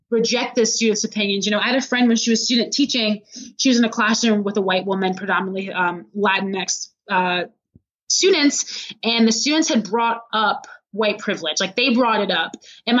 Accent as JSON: {"language": "English", "town": "Macomb", "region": "Michigan", "country": "United States", "tie": "born or raised there", "moved": "yes", "lives_now": "Chicago, United States", "said": "my hometown, Macomb, Michigan"}